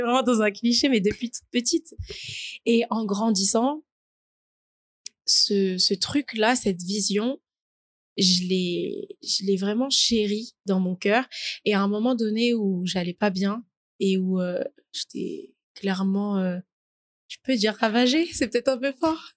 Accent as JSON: {"language": "French", "area": "Paris region", "region": "Île-de-France", "country": "France", "tie": "born or raised there", "also_born_or_lived": "French Guiana / Essonne", "said": "je suis née en Guyane française, puis je suis venue en France à l'âge de 2 ans et depuis j'habite en, en, région parisienne"}